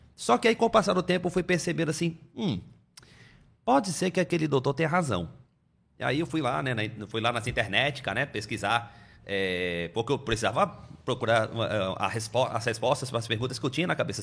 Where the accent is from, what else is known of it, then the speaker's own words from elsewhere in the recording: Salvador, Bahia, Brazil; first language Portuguese; moved away; also born or lived in Amazonas; acabei sendo registrado como nascido em Salvador, na Bahia né? Onde eu passei boa parte da minha infância, né? E da adolescência também.